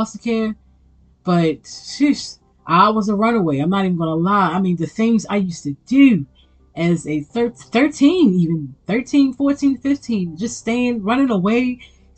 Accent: Baltimore, Maryland, United States; growing up in Baltimore City in the early 90s

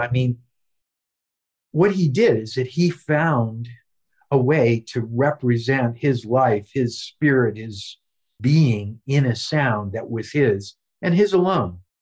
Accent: Lee's Summit, Missouri, United States; my life growing up in Lee Summit, Missouri

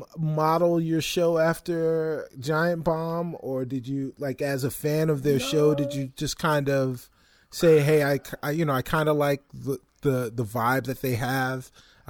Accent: Roosevelt, New York, United States; My hometown, my dudes, literally my homeboys from Roosevelt, Long Island

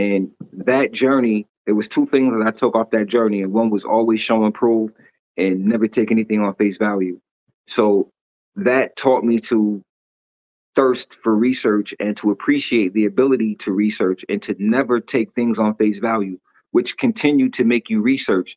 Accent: Syracuse, New York, United States; I'm from Syracuse, New York.

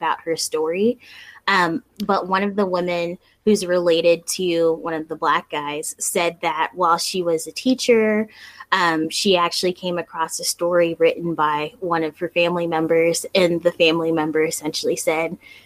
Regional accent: South Florida, United States; moved away; the place where we grew up, which we grew up in South Florida

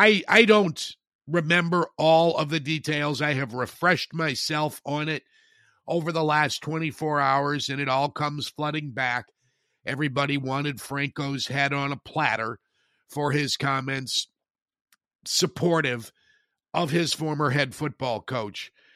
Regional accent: Northwest Indiana, United States; a young guy growing up in Northwest Indiana who had just played his first year of organized football in the fall of 74

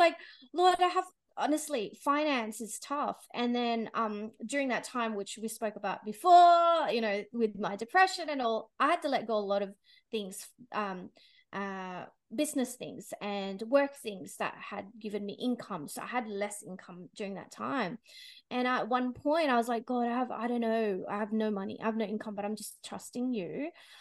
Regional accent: Philippines; now in Australia; I was born in the Philippines

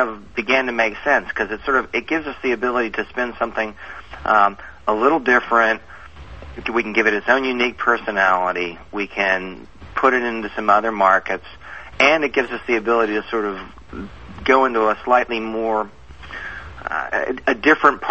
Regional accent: Baltimore, Maryland, United States; I'm from Baltimore. My family is 7th generation's Baltimore.

